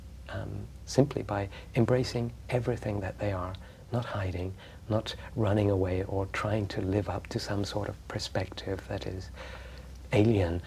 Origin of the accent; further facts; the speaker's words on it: Egypt; moved away; I grew up in Egypt and in places where suffering through poverty was much more obvious.